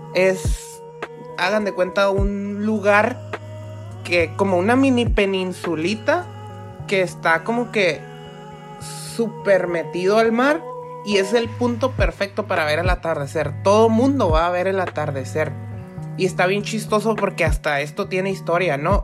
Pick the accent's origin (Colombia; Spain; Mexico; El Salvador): Mexico; somos los únicos mexicanos aquí sentados en el restaurante